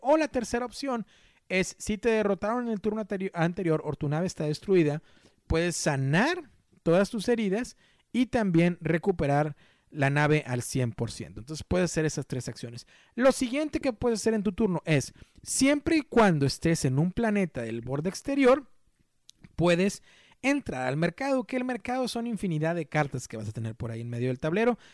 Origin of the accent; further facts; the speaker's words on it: Mexico; yo soy mexicano